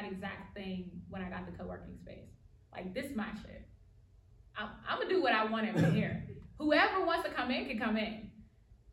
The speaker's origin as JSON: {"language": "English", "country": "United States", "accent": "African-American Vernacular English", "first_language": "African-American Vernacular English", "said": "this is my native language, like African-American vernacular English"}